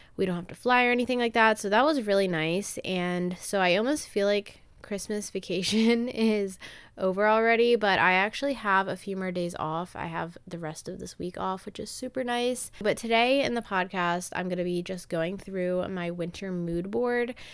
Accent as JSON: {"language": "English", "region": "Maryland", "country": "United States", "tie": "born or raised there", "said": "I'm from Maryland and I've kind of grown up in the same town"}